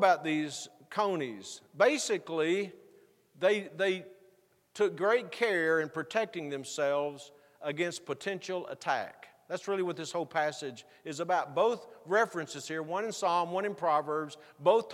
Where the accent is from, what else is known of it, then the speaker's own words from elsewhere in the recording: Texas, United States; moved away; where I grew up in Texas